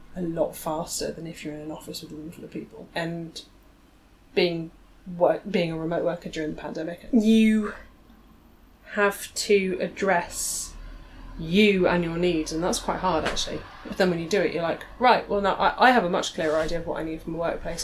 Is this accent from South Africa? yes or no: no; England, United Kingdom; as an English person, as a woman